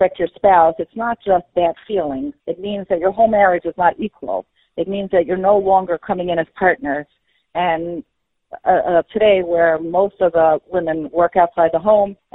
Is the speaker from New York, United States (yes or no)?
yes; New York City, New York, United States; I grew up in Flatbush